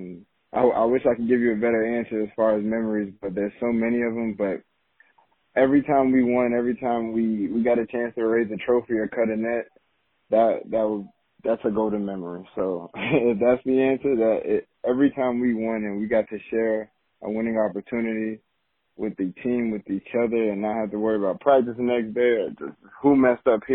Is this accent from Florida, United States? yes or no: yes; Miami Gardens, Florida, United States; coming from the area that I grew up in Miami Gardens